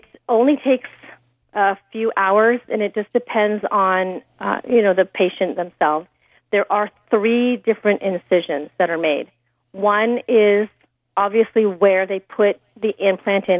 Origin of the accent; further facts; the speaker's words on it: Temecula, California, United States; my hometown of Temecula